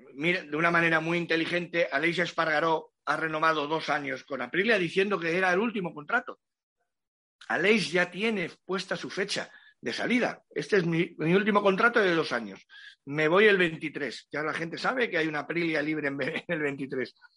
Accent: Cádiz province, Andalusia, Spain; toda mi tierra gaditana

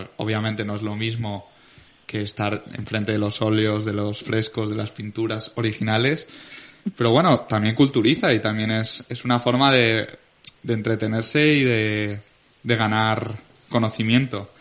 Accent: Venta del Moro, Valencian Community, Spain

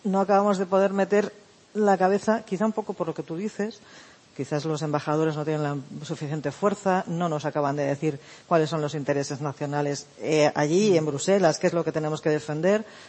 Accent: Barcelona, Catalonia, Spain; moved away; yo soy de Barcelona, entonces eh, llegué después del referéndum del 1 de octubre a, a, casa de mis padres

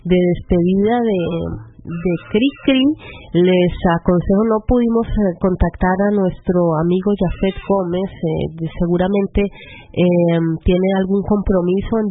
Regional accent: Guatemala; now in Stuttgart, Germany; de Guatemala y los saludo desde Stuttgart.

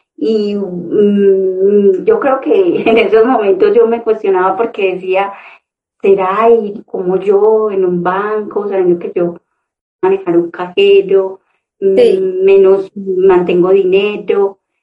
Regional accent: Concordia, Antioquia, Colombia; moved away; venirme de un municipio, porque soy de Concordia, Antioquia, venirme a la ciudad con muchos sueños

